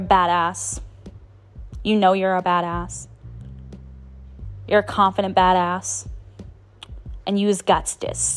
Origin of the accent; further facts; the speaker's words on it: New Orleans, Louisiana, United States; I'm from New Orleans